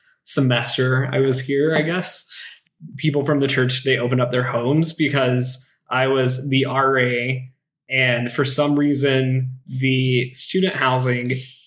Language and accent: English; the South, United States; now in Los Angeles, United States; I'm from the South